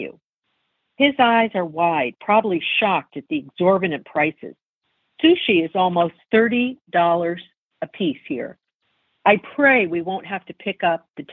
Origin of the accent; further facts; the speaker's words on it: United States; as an American